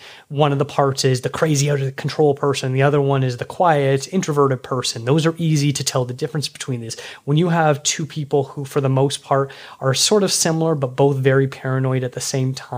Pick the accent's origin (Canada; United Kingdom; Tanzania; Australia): Canada; Toronto, Ontario; my hometown of Toronto